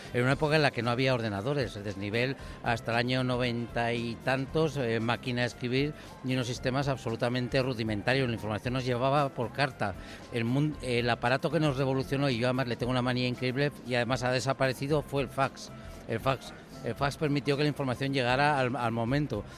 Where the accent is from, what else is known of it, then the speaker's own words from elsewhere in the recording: Madrid, Community of Madrid, Spain; Yo soy de Madrid de Madrid, pero me he criado en la, en la Pedriza, en la Pedriza de Manzanares